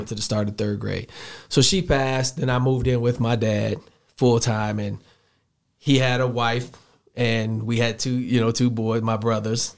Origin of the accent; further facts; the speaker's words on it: Chicago, Illinois, United States; moved away as an adult; also born or lived in South Dakota; I'm a Southside Chicago kid. Went to high school there, grew up there